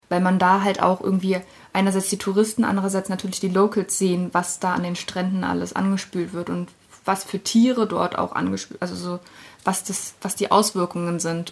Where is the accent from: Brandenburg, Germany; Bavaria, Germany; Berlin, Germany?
Berlin, Germany; Ich bin ja in Berlin aufgewachsen, auch in Kreuzberg